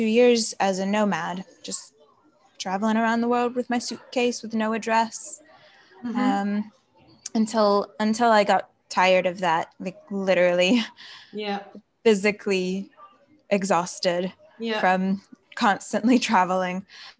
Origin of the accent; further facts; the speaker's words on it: Mississippi, United States; moved away as an adult; also born or lived in United Kingdom / Wales / London; now in Florida, United States; My dad's American. My mother's English. I was born in Mississippi, the deep south of the United States. But then when I was 19 years old, I moved to the UK.